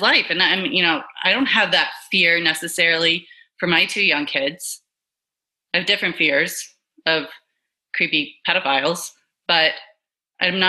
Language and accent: English; the South, United States; moved away; I grew up in the South